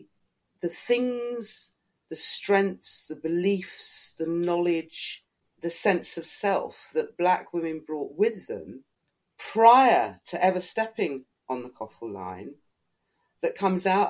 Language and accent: English; Ghana; now in United Kingdom; I'm not of Caribbean origin, I'm Ghanaian